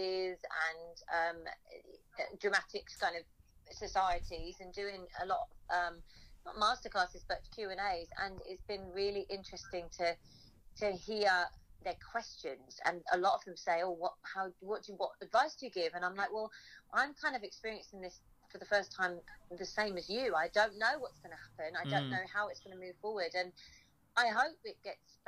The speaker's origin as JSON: {"language": "English", "area": "Suffolk", "region": "East of England", "country": "United Kingdom", "tie": "born or raised there", "also_born_or_lived": "London", "moved": "yes", "said": "I was born in Suffolk"}